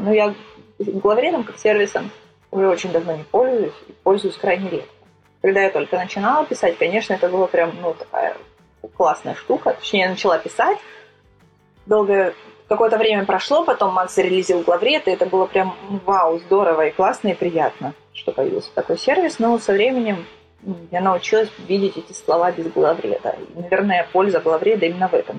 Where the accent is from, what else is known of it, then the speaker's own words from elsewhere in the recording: Sochi, Krasnodar Krai, Russia; moved away as an adult; now in Moscow, Russia; я вообще родом из Сочи, и Из Сочи я уехала лет шесть, наверное, назад